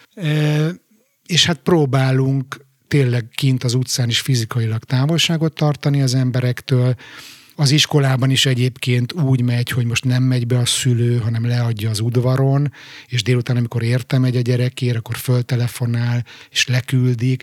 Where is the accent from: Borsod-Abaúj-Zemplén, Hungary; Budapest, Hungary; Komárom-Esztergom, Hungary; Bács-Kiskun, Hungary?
Budapest, Hungary; moved away as an adult; now in Stockholm, Sweden; az újpesti lakótelepet, ahol egyébként én fölnőttem